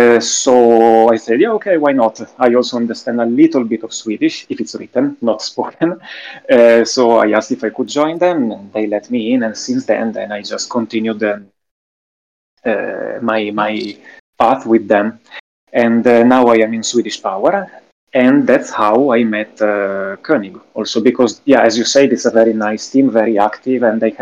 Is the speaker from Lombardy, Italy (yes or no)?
yes; close to Milan, Lombardy, Italy; accent: Italian; English is a second language; now in Sweden; Close to Milan, north of Italy.